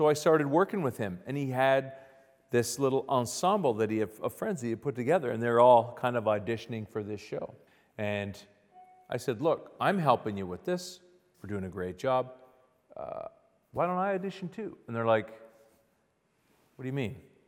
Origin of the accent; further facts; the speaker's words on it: Ottawa, Ontario, Canada; So I went to a school in Ottawa, Ontario, Canada. I'm Canadian.